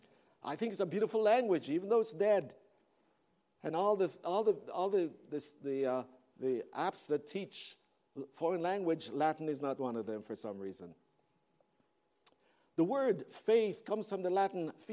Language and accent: English; Toronto, Ontario, Canada; moved away; I'm from Toronto